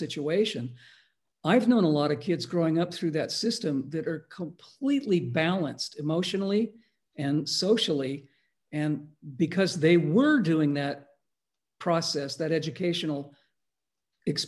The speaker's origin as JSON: {"language": "English", "town": "Palos Verdes", "region": "California", "country": "United States", "said": "I went to school in LA County in a place called Palos Verdes."}